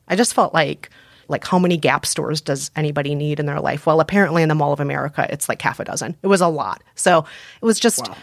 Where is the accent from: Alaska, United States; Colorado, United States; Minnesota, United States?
Minnesota, United States; Bloomington; I grew up primarily in Bloomington, Minnesota